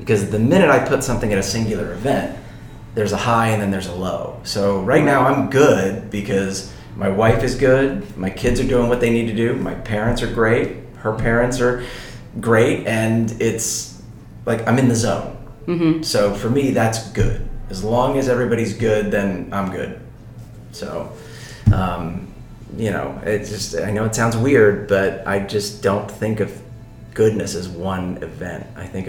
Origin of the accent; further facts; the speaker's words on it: Sicily, Italy; born there; I was born in Sicily.